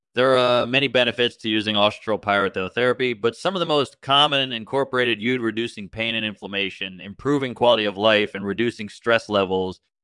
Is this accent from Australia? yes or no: yes; Australia; I'm from Australia